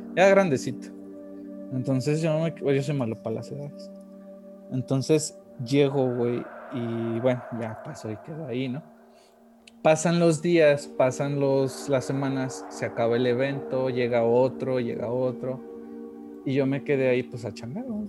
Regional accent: Monterrey, Nuevo León, Mexico; moved away; also born or lived in Guanajuato; Yo que soy nacido allá en Monterrey y que estaba, bueno, mucha parte de mi infancia me he ido allá

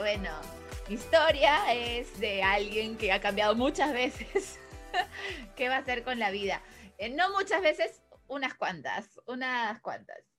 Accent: Peru; also born or lived in Chile; me regresaron como a peruana, regresa a Perú.

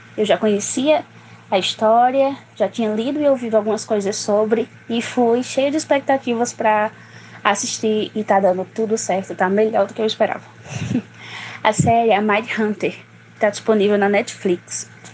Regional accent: Barbalha, Ceará, Brazil; sou de Barbalha, na região do Cariri cearense.

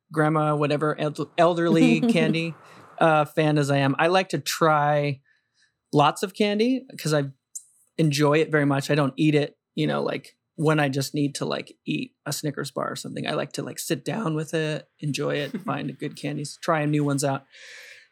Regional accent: New Mexico, United States; growing up in New Mexico

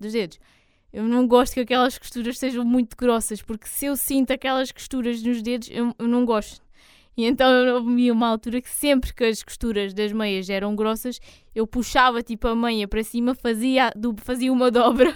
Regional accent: Algarve, Portugal

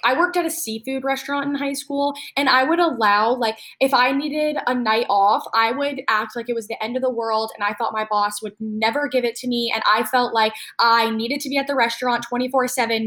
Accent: upstate New York, United States; now in Charlotte, United States; I'm from like more of upstate

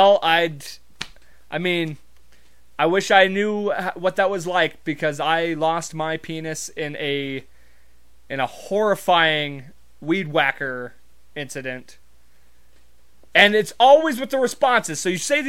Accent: Montana, United States; I'm from Montana.

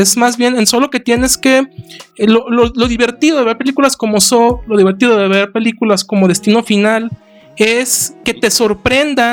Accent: Mexico; viéndolo nosotros como, como espectadores mexicanos

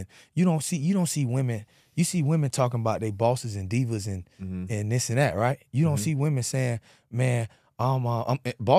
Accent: Pompano Beach, Florida, United States; I'm being from Pompano, it's a lot of Haitian

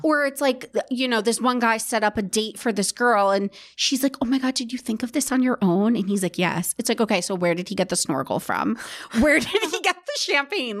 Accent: New Jersey, United States; they're from my hometown

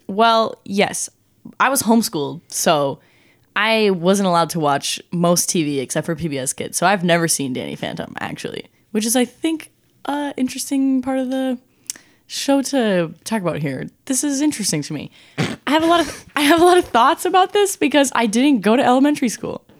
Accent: Saint Paul, Minnesota, United States; also born or lived in Woodbury, Minnesota; I'm from Saint Paul, Minnesota

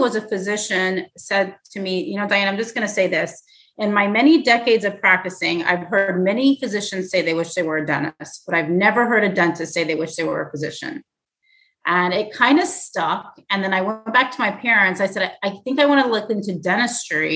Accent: Tallahassee, Florida, United States; moved away as an adult; also born or lived in Tennessee / Manhattan, New York; now in Florida, United States; I grew up in Tallahassee

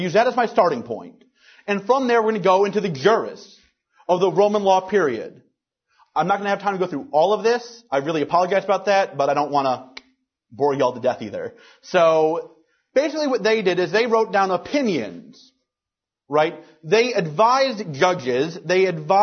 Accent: Louisiana, United States; my home state of Louisiana

